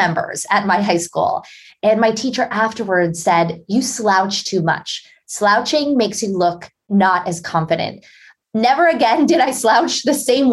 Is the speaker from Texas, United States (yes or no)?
no; Pittsburgh, Pennsylvania, United States; grew up as a shy and introverted girl in Pittsburgh, Pennsylvania.